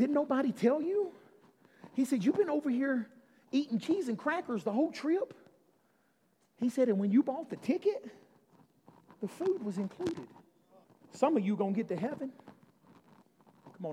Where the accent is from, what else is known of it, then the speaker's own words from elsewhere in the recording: Alabama, United States; I'm from Alabama